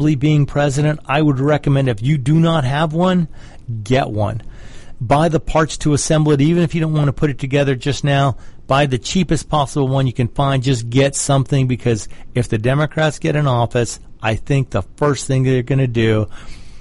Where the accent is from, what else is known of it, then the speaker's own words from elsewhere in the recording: Georgia, United States; my home state of Georgia